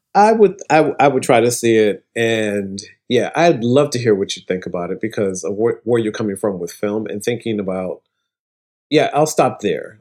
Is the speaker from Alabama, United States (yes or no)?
no; Toledo, Ohio, United States; moved away as an adult; also born or lived in Atlanta; now in New York, United States; It's my home, in my hometown, Toledo, Ohio.